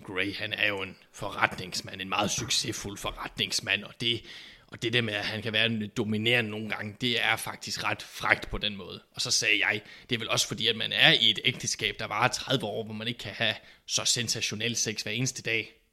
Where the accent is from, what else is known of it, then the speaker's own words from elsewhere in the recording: Southern Jutland, Southern Denmark, Denmark; vi kommer jo fra Sønderjylland